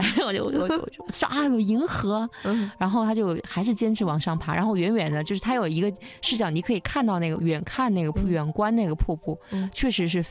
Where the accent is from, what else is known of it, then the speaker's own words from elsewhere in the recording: Wuhan, Hubei, China; 也是我的老家。